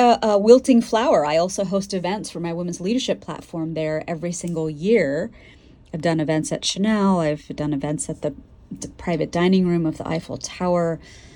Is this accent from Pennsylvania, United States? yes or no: yes; Pennsylvania, United States; I was from Pennsylvania